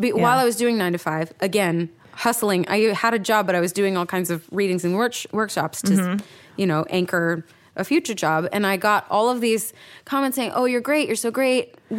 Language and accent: English; New York, United States; now in Los Angeles, United States; I'm a New Yorker and I hate LA because I'm a New Yorker and that's what we do and stuff.